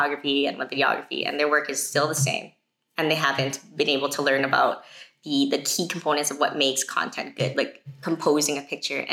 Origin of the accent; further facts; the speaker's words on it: Canada; I'm from Canada